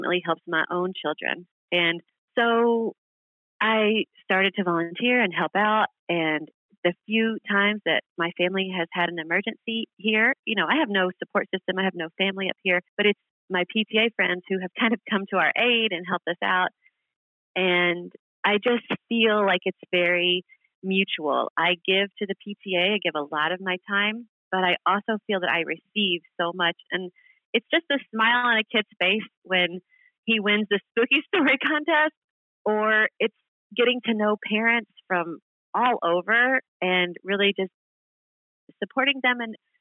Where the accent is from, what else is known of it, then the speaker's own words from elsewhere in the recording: Kentucky, United States; moved away as an adult; also born or lived in Queens, New York; now in Long Island, United States; I am originally from Kentucky. I moved to New York in my early 20s